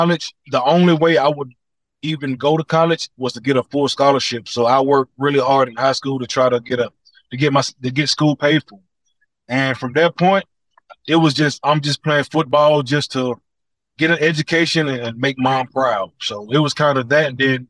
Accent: Atlanta, Georgia, United States; My three sisters, they lived in projects. So that lets you know I was in and around the projects a lot. I grew up on the southeast side.

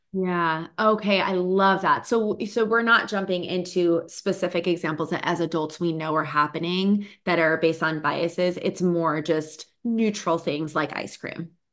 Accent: Boston, Massachusetts, United States; now in California, United States; I grew up in Boston

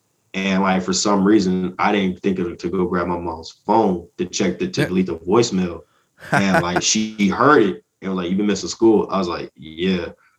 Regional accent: Atlanta, Georgia, United States; also born or lived in Columbus; So I used to live in Georgia. I was born in Columbus, but I moved around a whole lot as a kid. And then I grew up in Atlanta

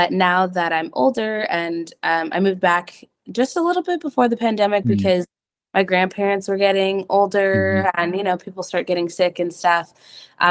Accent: Central California, United States; my family is from here

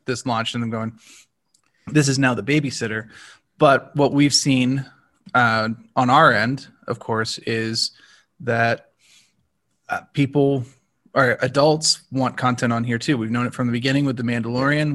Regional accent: United States; as an American

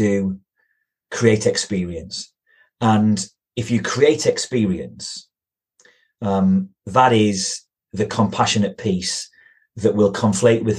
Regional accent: Yorkshire and the Humber, United Kingdom; I come from Yorkshire. I live in the deepest, darkest hills of North Yorkshire.

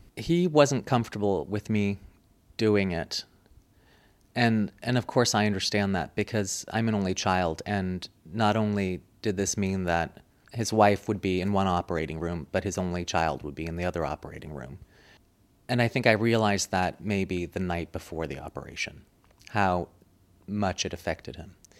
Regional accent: Springfield, Virginia, United States; moved away as an adult; also born or lived in Munich, Germany; now in Stockholm, Sweden; I was born in Munich and lived in Munich until I was eight, and then we moved to the States, and I basically grew up to a suburb of Washington, D C, called Springfield.

